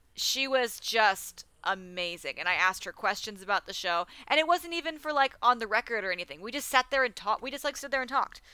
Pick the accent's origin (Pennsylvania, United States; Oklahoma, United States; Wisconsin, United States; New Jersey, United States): Pennsylvania, United States; Philadelphia; as a Philadelphian